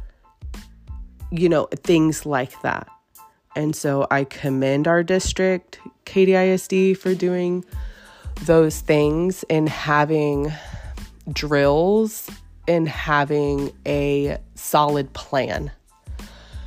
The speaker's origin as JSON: {"language": "English", "town": "Katy", "region": "Texas", "country": "United States", "said": "I'm local. I'm from Katy."}